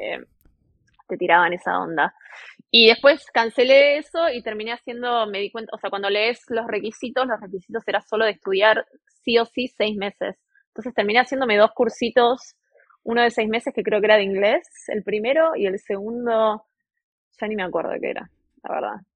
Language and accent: Spanish; Buenos Aires, Argentina; moved away as an adult; now in Townsville, Australia; vengo de Buenos Aires, Argentina, y estoy en este momento en Townsville